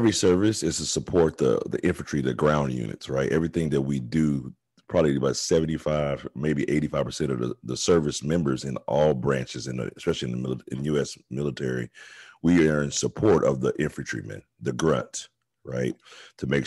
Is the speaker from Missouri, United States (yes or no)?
yes; East St. Louis, Missouri area, United States; I come from East St. Louis, Kansas City, Missouri area.